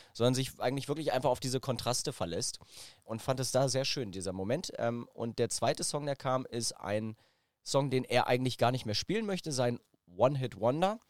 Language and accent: German; Braunschweig, Lower Saxony, Germany; ich bin in Braunschweig aufgewachsen